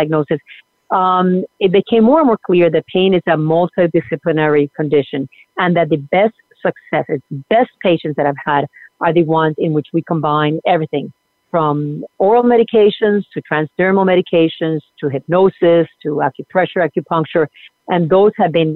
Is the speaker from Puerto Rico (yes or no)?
yes; Puerto Rico; moved away; also born or lived in Argentina; I was born in Argentina and grew up in Puerto Rico